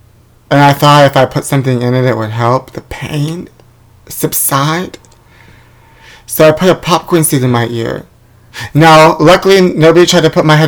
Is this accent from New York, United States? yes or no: yes; New York, United States; now in Los Angeles, United States; I know, I'm originally from New York, but every snowsuit sold out there because of the blizzard.